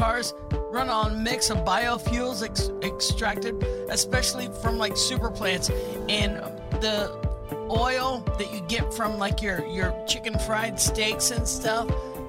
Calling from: Hawaiian Paradise Park, Hawaii, United States; I'm from the Hawaiian Paradise Park in Hawaii.

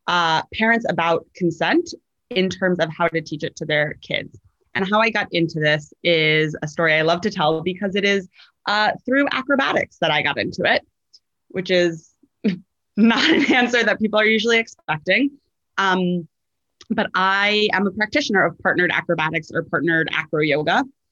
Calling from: New York City, New York, United States; I am podcasting in from Brooklyn, New York, which is my home.

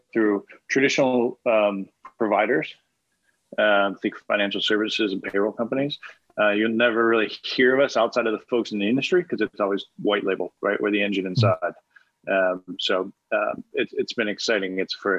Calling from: New York, United States; I am in Westchester, just north of the city.

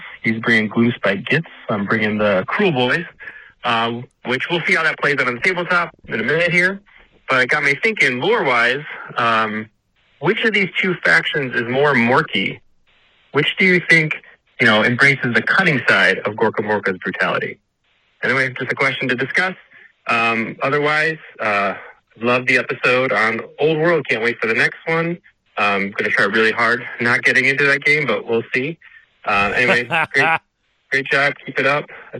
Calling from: Batavia, Illinois, United States; I'm calling from Grognard Games in Batavia, Illinois.

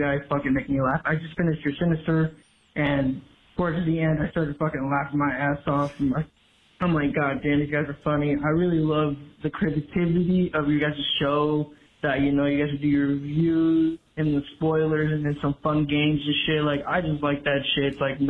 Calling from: United States; I'm calling from Washington.

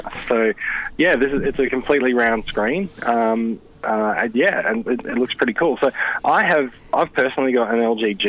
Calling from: Sydney, New South Wales, Australia; I'm calling in from Sydney.

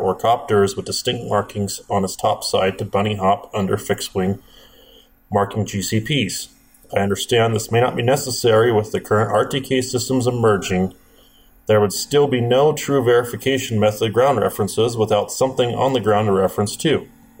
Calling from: Prescott, Arizona, United States; Hi, Paul. Hi, Rob. … from Prescott, Arizona.

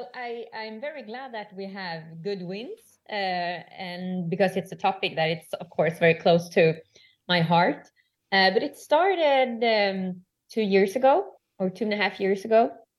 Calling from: Stockholm, Stockholm County, Sweden; English is a second language; I'm joining you from Stockholm, Sweden.

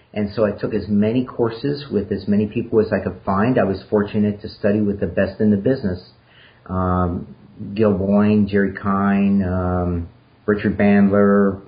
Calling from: Heidelberg, Baden-Württemberg, Germany; I'm calling from Heidelberg, Germany, in Baden-Württemberg.

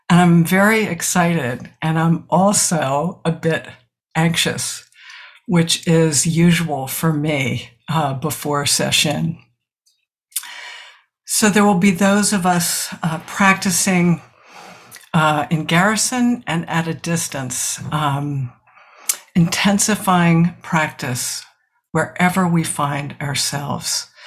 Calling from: South Burlington, Vermont, United States; I'm a senior student at the Village Zendo, and I'm talking from South Burlington, Vermont.

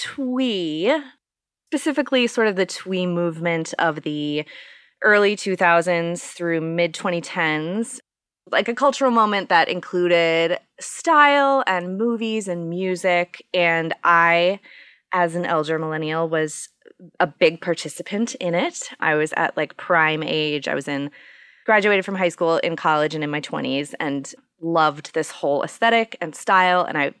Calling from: Minneapolis, Minnesota, United States; I am in my basement in Minneapolis, Minnesota.

